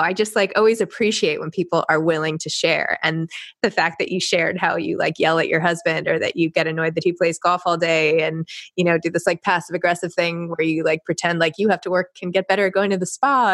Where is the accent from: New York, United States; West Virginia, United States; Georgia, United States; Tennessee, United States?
New York, United States; I grew up in New York